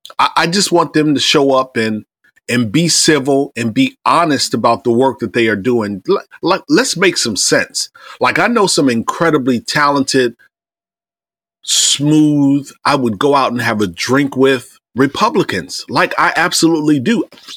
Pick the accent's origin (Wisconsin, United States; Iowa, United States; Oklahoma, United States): Iowa, United States; also born or lived in Indiana / Ohio; I grew up in Iowa. I grew up in the Midwest, Indiana, Ohio, and Iowa, but my formative and teen years, Iowa.